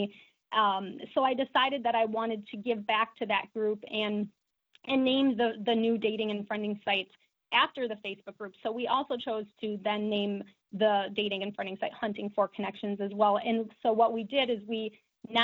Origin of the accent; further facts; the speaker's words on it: La Crosse, Wisconsin, United States; I grew up in La Crosse